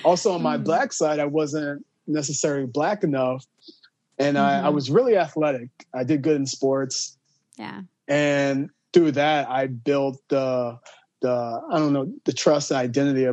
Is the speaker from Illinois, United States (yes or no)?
yes; Marion, Illinois, United States; now in Chicago, United States; I'm from Southern Illinois, Marion, Illinois. People that don't know where that's at, it's right on the border of Illinois and Kentucky. So I grew up in a very, like, right there by Kentucky